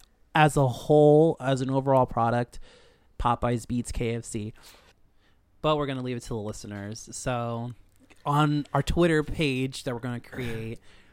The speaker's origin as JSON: {"language": "English", "country": "Dominican Republic", "said": "Dominicano soy."}